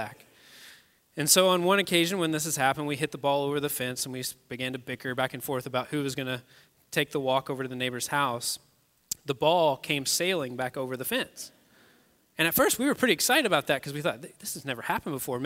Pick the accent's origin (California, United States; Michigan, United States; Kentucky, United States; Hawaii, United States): Kentucky, United States; moved away as an adult; now in Westfield, United States; I'm actually not even a native Hoosier. I'm from Kentucky originally